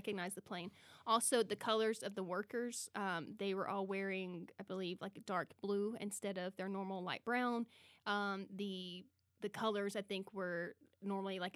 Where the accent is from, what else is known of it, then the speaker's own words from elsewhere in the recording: the South, United States; I was raised in the South